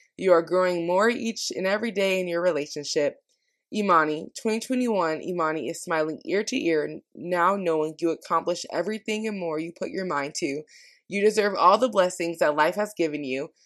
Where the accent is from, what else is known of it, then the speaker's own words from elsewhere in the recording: Washington, United States; now in California, United States; growing up in Washington